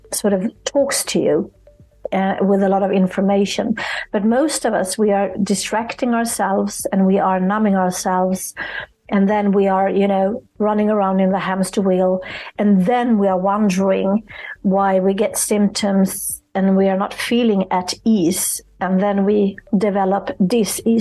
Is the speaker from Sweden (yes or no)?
yes; Sweden; I'm from Sweden